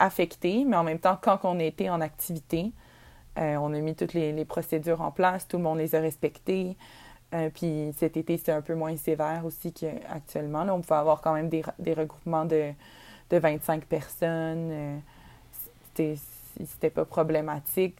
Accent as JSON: {"language": "French", "region": "Quebec", "country": "Canada", "said": "notre Québec, l'endroit où on vient."}